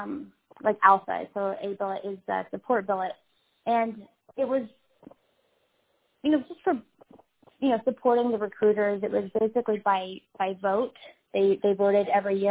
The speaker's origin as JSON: {"language": "English", "town": "Fayetteville", "region": "Arkansas", "country": "United States", "said": "I'm from the Fayetteville area"}